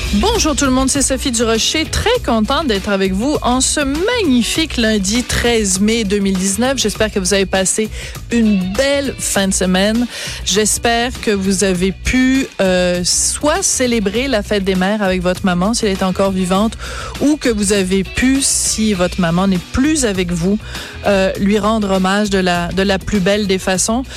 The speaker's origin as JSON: {"language": "French", "town": "Bordeaux", "region": "Nouvelle-Aquitaine", "country": "France", "tie": "born or raised there", "said": "je suis née à Bordeaux, euh, en France"}